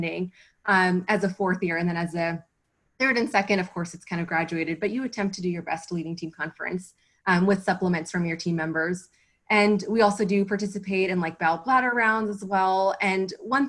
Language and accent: English; Houston, Texas, United States; also born or lived in Nashville, Tennessee; now in Austin, United States; I'm from Houston